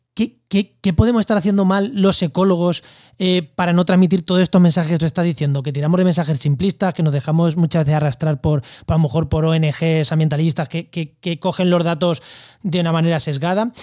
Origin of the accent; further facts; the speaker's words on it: Albacete, Castilla-La Mancha, Spain; Yo en mi pueblo, en Albacete, en, cerca de Ciudad Real, en La Mancha